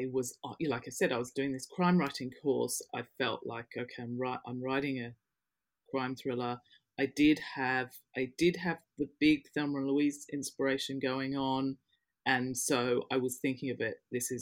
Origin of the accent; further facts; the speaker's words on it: Western Australia, Australia; moved away as an adult; also born or lived in London, United Kingdom; now in United Kingdom; I had my growing up and formative years in Western Australia.